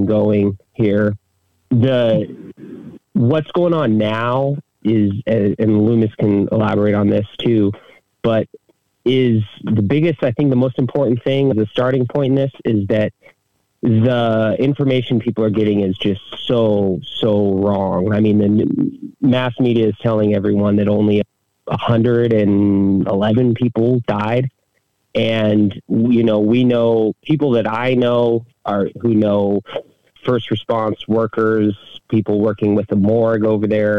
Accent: Big Island, Hawaii, United States; moved away as an adult; also born or lived in mainland United States; I'm originally from the Big Island here and spent a lot of my adult life in around the United States and just moved back here about a year and a half ago.

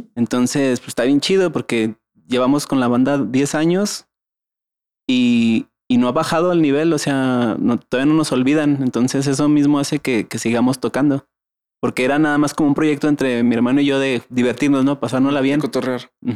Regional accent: Mexico; para nuestra idiosincrasia como mexicanos

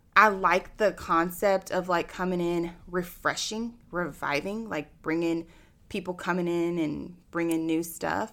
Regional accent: Austin, Texas, United States; I'm born and raised in Austin

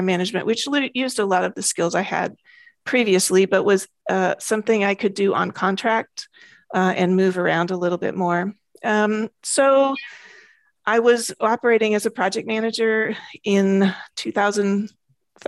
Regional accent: United States; moved away as an adult; also born or lived in Braga, Portugal; now in Portugal; I am an American, but I have been living in Portugal for about 3.5 years

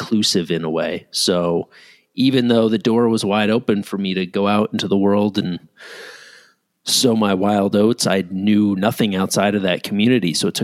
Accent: Ridgefield, Connecticut, United States; my parents were living in my hometown, Ridgefield, Connecticut

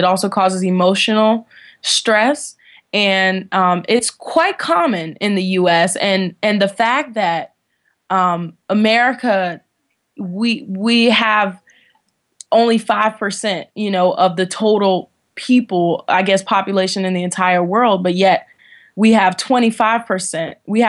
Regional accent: Washington, District of Columbia, United States; I was born and raised in Washington, D.C. I lived most of my life with my maternal grandmother

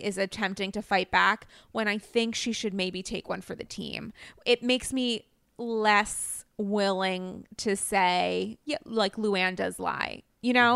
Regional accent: New England, Rhode Island, United States; I'm from New England.

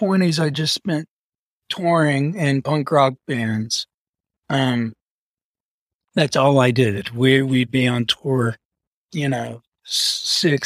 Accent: Huntington, West Virginia, United States; moved away; I'm from Huntington, West Virginia

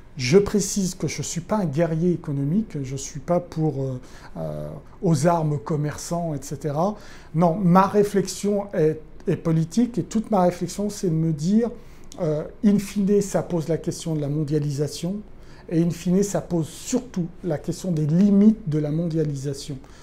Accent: France; on est français

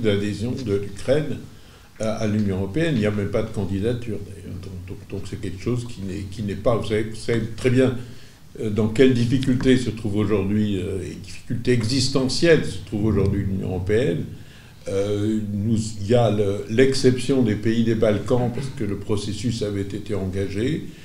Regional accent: Corsica, France; je suis corse

